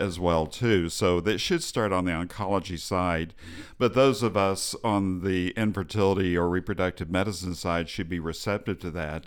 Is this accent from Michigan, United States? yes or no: no; Texas, United States; I'm from Texas